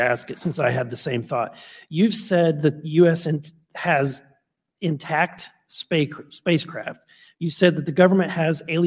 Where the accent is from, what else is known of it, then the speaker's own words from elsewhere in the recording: Missouri, United States; I'm from Missouri.